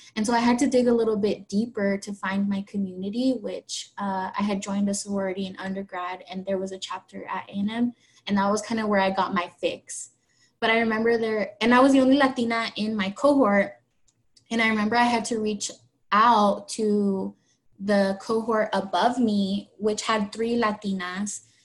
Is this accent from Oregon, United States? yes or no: yes; Oregon, United States; moved away; I'm from Oregon